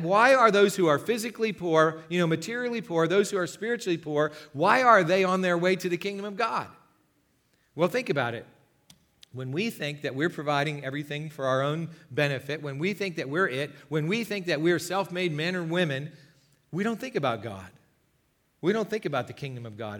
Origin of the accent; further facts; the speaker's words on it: United States; our own lives as American Christians in twenty nineteen